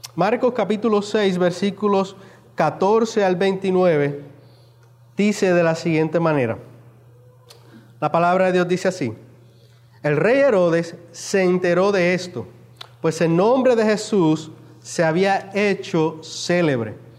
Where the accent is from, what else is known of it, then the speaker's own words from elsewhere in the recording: Puerto Rico; los que somos puertorriqueños